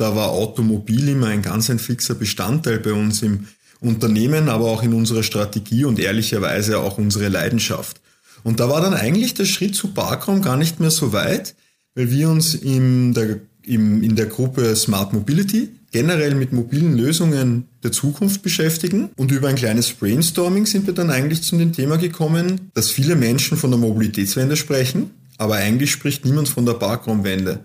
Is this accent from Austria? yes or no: yes; Austria; als Österreicher, als Europäer, als Weltbürger